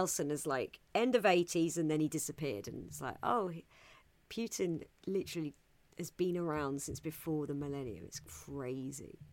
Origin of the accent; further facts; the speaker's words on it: England, United Kingdom; I'm English